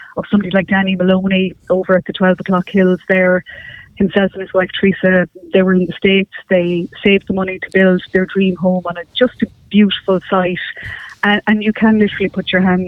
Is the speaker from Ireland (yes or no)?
yes; County Mayo, Connacht, Ireland; I'm from County Mayo